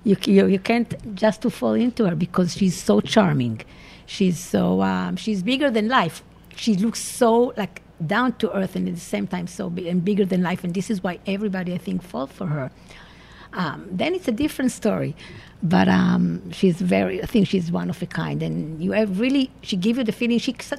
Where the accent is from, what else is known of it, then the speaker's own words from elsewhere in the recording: Israel; moved away as an adult; now in New York City, United States; I'm Israeli originally. I grew up in Israel